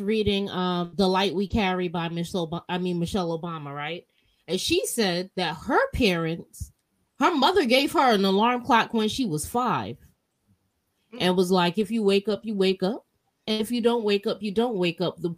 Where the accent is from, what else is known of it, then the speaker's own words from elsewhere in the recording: New York City, New York, United States; I'm a New Yorker.